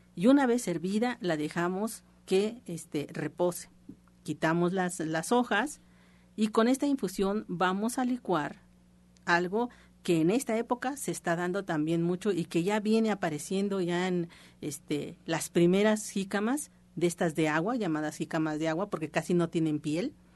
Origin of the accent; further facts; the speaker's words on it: Mexico; nosotros como mexicanos